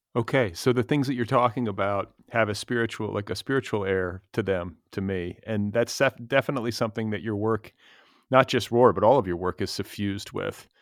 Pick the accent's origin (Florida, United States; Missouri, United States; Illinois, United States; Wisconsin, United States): Wisconsin, United States; Milwaukee; moved away as an adult; now in Los Angeles, United States; we're both from Wisconsin originally